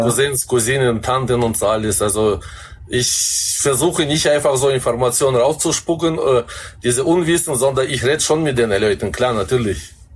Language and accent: German; Kazakhstan; moved away as an adult; now in Germany; ich bin 20 Jahre in Kasachstan aufgewachsen